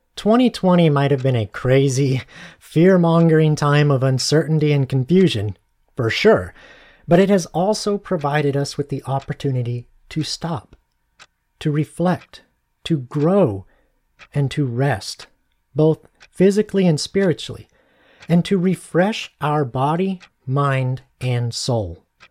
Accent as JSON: {"language": "English", "region": "Arizona", "country": "United States", "moved": "yes", "said": "I'm from Arizona originally"}